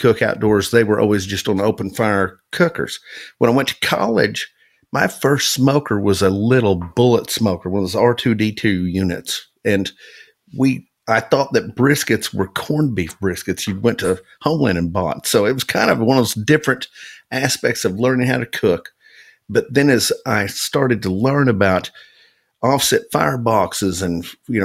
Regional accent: Okemah, Oklahoma, United States; I grew up in Okemo, Oklahoma. It's a town of about 2,000 people in Okefuskee County

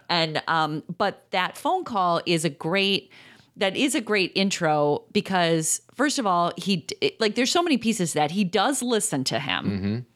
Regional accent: Chicago, Illinois, United States; we are from Chicago

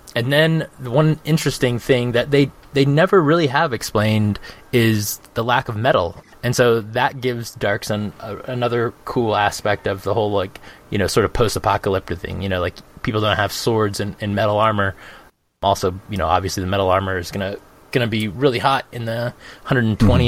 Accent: Phoenix, Arizona, United States; moved away; I'm from Phoenix. Um, I lived there for um, for 30 years

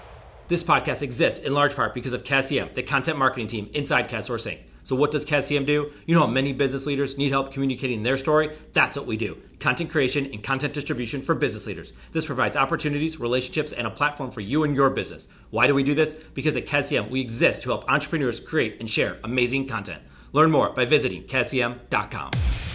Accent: Buffalo, New York, United States; I grew up in Buffalo, New York, and a lot of my close friends played hockey.

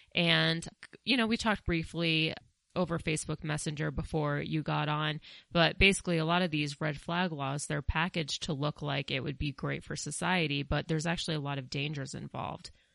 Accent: Colorado, United States; also born or lived in New York City; I am from Colorado. I, I did grow up here. I did spend eight years in New York City

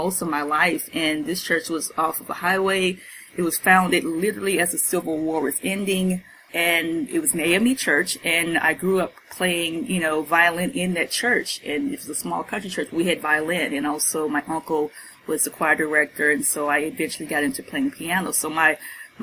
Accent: Atlanta, Georgia, United States; moved away; also born or lived in Los Angeles; I'm from Atlanta originally, and so I was in a unique school system

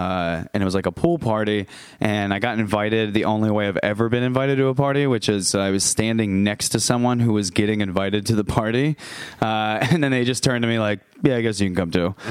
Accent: Tampa, Florida, United States; moved away as an adult; now in New York City, United States; I'm from Tampa, Florida

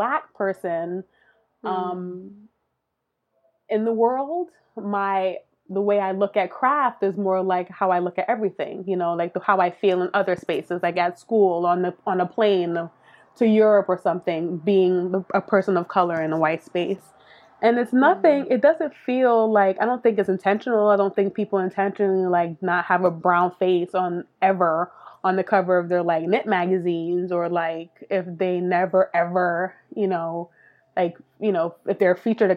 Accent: New York City, New York, United States; also born or lived in Miami; I was born in Miami, but we moved to New York when I was like three or four. And so I grew up in Brooklyn.

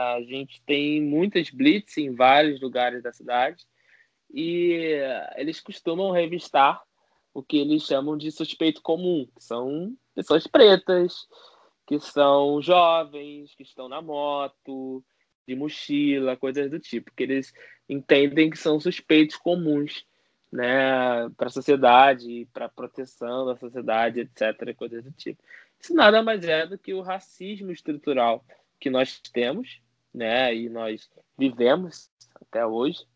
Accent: Rio de Janeiro, Brazil; do complexo do alemão. Eu falo mesmo, com muito orgulho que sou daqui

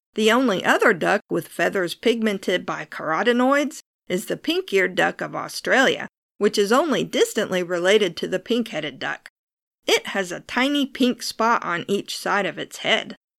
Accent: United States; I'm American, and that means I say my R's like a pirate

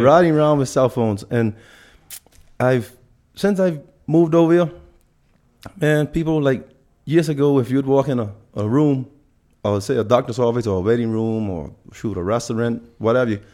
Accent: Bahamas; moved away; also born or lived in Spanish Wells; I'm, I'm from the Bahamas.

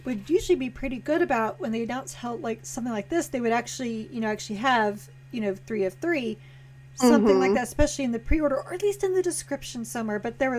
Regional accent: Texas, United States; I'm from Texas

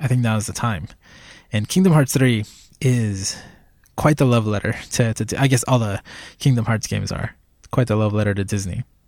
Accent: Puerto Rico; moved away as an adult; I was born in Puerto Rico, and that was basically my childhood

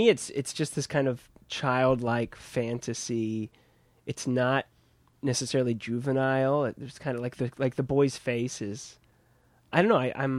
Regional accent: Midwest, United States; now in Brooklyn, United States; I think that's the larger growing up in the Midwest thing.

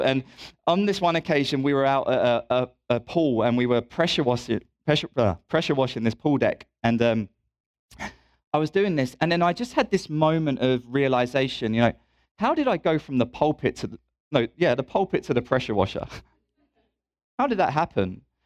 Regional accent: England, United Kingdom; moved away as an adult; now in Louisville, United States; I'm also British

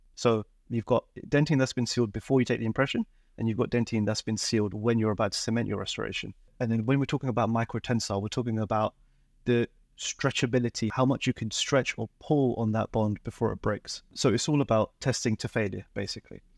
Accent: London, United Kingdom; also born or lived in Dundee, Scotland; I was born and raised in London

